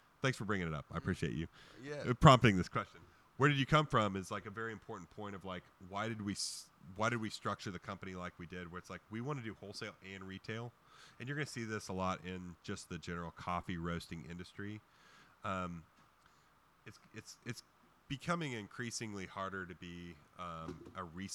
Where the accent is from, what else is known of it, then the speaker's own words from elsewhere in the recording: western Kansas, United States; I came from a farm, man. I grew up on a farm. My grandpa's a farmer out in western Kansas